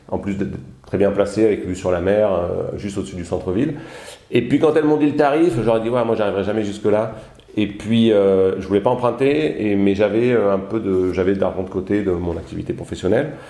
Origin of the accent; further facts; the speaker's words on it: Provence-Alpes-Côte d'Azur, France; je suis originaire des Alpes d'Haute-Provence, dans le, dans le sud de la France.